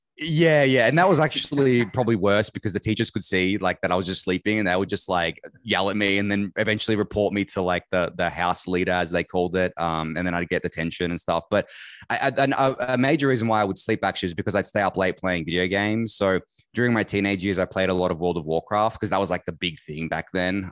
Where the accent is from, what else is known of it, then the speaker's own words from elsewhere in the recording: Melbourne, Victoria, Australia; I've been in Melbourne my entire life. I was born here, raised here, lived here